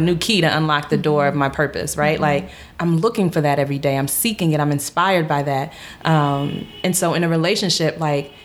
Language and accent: English; United States; being Ghanaian, growing up in America